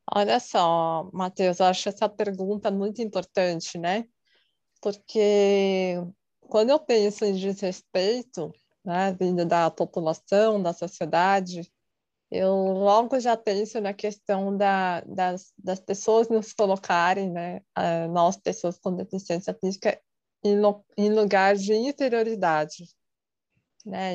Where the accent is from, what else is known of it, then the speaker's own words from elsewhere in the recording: São Paulo, Brazil; tenho 35 anos, sou de São Paulo